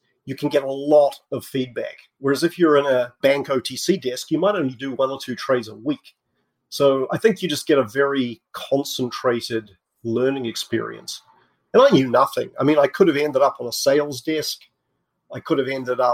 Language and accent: English; New Zealand; moved away as an adult; also born or lived in England; I was born in New Zealand. I did my undergrad in physics there.